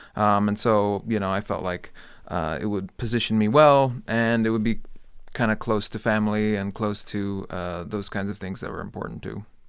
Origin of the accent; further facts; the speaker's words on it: Hawaii, United States; moved away as an adult; also born or lived in Clemson, South Carolina / Iowa; now in Las Vegas, United States; So I grew up in Hawaii.